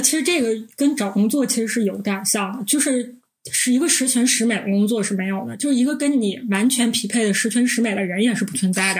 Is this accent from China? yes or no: yes; Northeast China, China; 我们是三个来自东北的 ladies